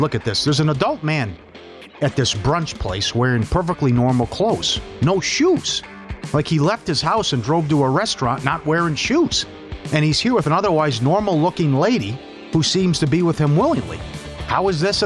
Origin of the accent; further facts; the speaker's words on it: Minnesota, United States; Growing up in Minnesota, we had my senior year of high school